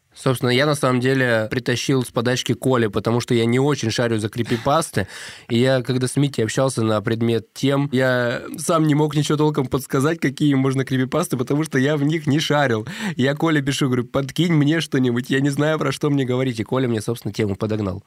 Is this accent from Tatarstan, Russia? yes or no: no; Novosibirsk, Novosibirsk Oblast, Russia; accent: Novosibirsk dialect; мы же из Новосибирска